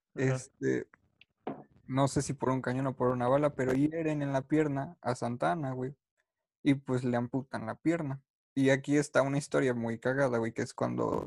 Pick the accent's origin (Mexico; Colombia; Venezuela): Mexico